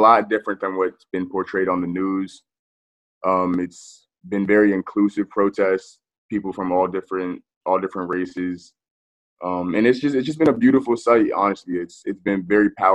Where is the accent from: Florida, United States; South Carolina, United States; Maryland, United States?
Maryland, United States; Silver Spring; I'm from Silver Spring, Maryland, which is in the DMV area